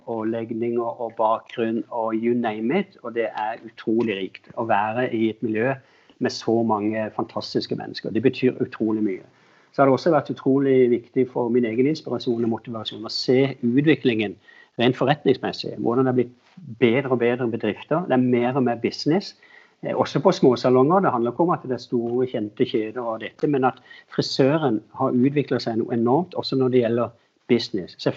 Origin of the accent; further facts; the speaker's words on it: Agder, Norway; moved away as an adult; now in Oslo, Norway; Jeg flytta inn fra, fra Sørlandet da jeg var litt yngre, yngre voksen. og og jeg jobba i Loreal også mens jeg var på Sørlandet